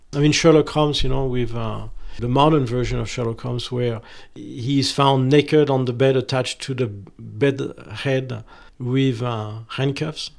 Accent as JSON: {"language": "English", "country": "France", "said": "I'm French"}